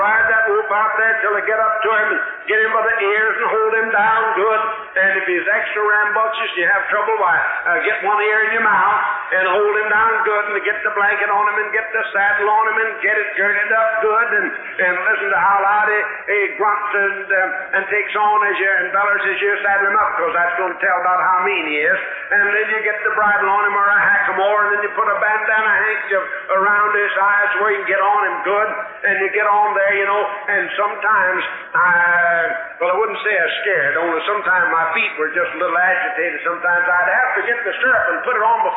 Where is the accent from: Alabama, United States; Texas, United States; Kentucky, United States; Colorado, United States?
Texas, United States; West; I grew up out in West Texas